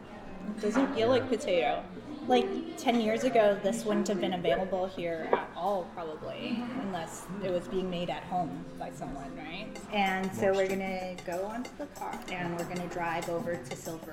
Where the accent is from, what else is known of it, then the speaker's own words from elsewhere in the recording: Toronto, Ontario, Canada; So yeah, it was a really different environment where I grew, how I grew up in Toronto as a Chinese Canadian